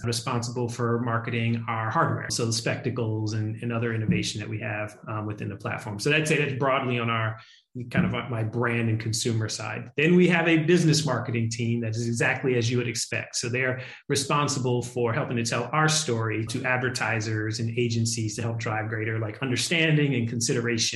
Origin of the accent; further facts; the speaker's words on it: Philadelphia, Pennsylvania, United States; I'm from Philadelphia